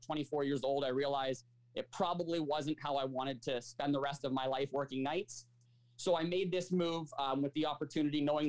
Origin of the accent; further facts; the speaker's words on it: Markham, Ontario, Canada; also born or lived in United States; I'm a Markham resident through and through. I did all my school here as well